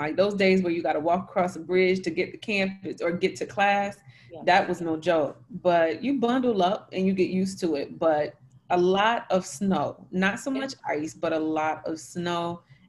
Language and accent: English; Elizabethtown, North Carolina, United States; also born or lived in Winston-Salem, North Carolina / Iowa / Binghamton, New York / Eau Claire, Wisconsin; I'm originally from North Carolina, Elizabethtown, North Carolina, and I grew up there and then moved to Winston-Salem to go to Winston-Salem State.